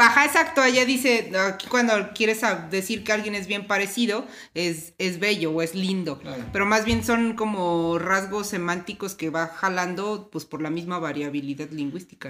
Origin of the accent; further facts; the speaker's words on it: Chilango, Mexico City, Mexico; somos chilangos que no soportan el calor